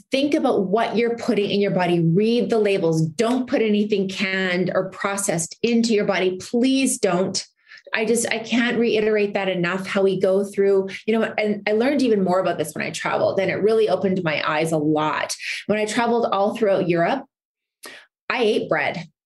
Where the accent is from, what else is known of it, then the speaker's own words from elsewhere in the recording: Canada; now in United States; because I mean, I'm I'm Canadian, we have a different system over there